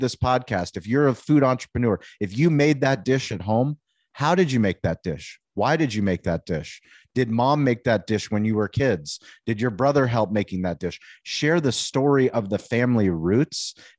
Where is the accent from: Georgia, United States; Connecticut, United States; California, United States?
California, United States; San Diego; I'm from San Diego. I'm not from one of the barbecue meccas in the United States, Texas or St. Louis, you know.